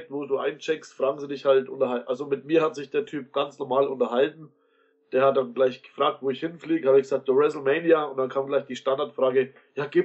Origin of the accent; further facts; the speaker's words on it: Bavaria, Germany; bin aus Bayern, ich bin dann mit dem Zug angereist nach Frankfurt